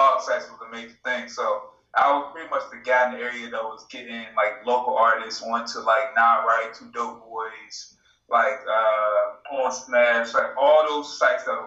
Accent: Portsmouth, Virginia, United States; also born or lived in Suffolk, Virginia; I am from Portsmouth in Suffolk, Virginia.

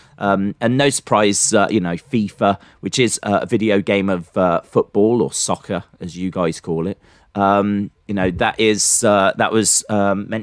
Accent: England, United Kingdom; I'm English

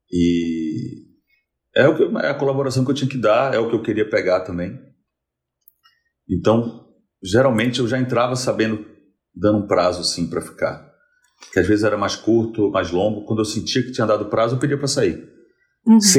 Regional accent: Salvador, Bahia, Brazil; moved away as an adult; now in São Paulo, Brazil; Eu mudei para São Paulo em 2004, tinha 23, tinha 23 anos. E quando, como eu vim de Salvador para São Paulo

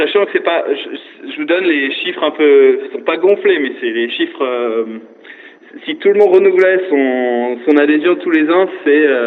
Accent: Alsace, Grand Est, France; now in New York, United States

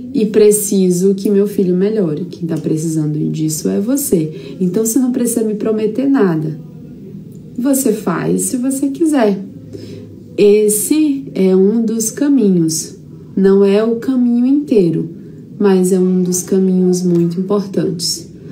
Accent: São Raimundo das Mangabeiras, Maranhão, Brazil; moved away; a minha estrutura lá no meu interiorzinho, São Raimundo das Mangabeiras, é lá de onde eu vim

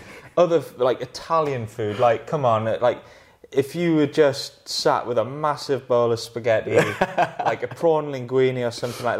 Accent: Northumberland, North East England, United Kingdom; I grew up in Northumberland and I took all of... I just live on the River Tyne. I live near Hadrian's Wall, so close to the Lake District.

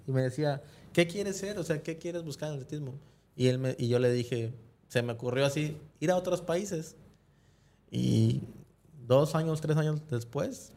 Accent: Mexico; fue la primera vez que yo salí de México

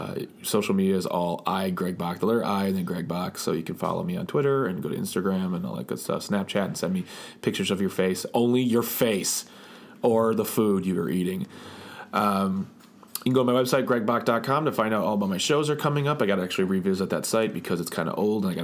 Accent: Midwest, United States; I'm from the Midwest

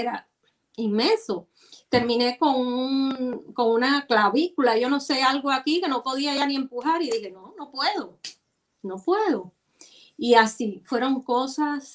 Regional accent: Santiago de Cuba, Cuba; moved away; como santiaguera

